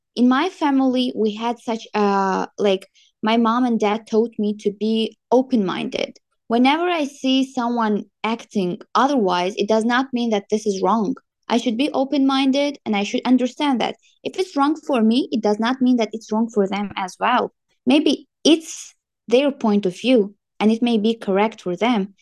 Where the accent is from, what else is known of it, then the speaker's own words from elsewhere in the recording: Tajikistan; moved away as an adult; now in Kazakhstan; I'm from Tajikistan